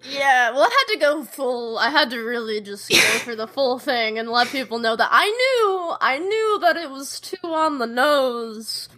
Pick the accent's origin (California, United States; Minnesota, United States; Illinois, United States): Illinois, United States; Chicago; I grew up in Chicago, like in a city